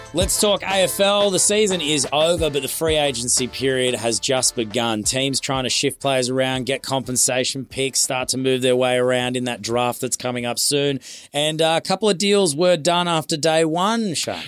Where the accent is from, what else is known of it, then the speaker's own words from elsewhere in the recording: Queensland, Australia; I'm a Queenslander